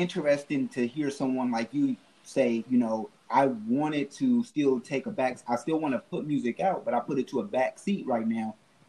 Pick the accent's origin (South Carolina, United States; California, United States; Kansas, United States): California, United States; Oakland; I'm from Oakland. You know what I'm saying? I'm from the 50s, but I did live in the jungle.